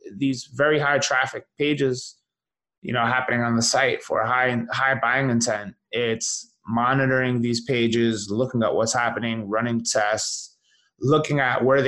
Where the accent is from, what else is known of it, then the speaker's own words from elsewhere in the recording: New York, United States; as a New Yorker